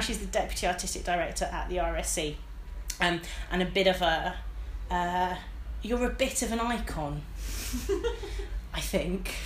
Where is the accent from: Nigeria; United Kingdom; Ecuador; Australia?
United Kingdom; Midlands; I'm from the Midlands